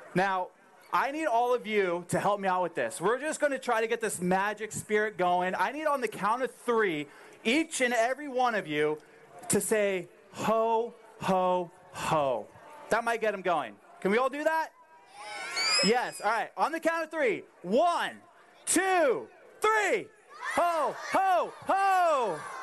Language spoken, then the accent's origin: English; San Diego, California, United States; I grew up in San Diego